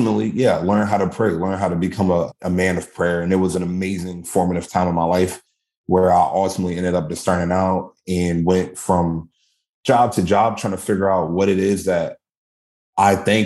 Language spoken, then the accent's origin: English; Lexington Park, Maryland, United States; I'm from Maryland originally, nice little country area in Lexington Park, St. Mary's County. Grew up there